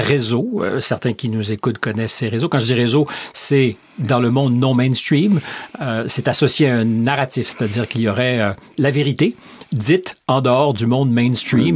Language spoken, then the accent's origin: French; Canada; moved away; chez nous au Canada